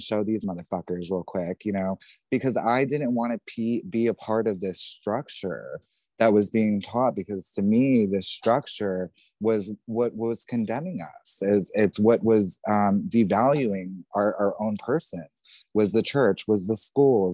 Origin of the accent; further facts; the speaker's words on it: New Jersey, United States; being raised in New Jersey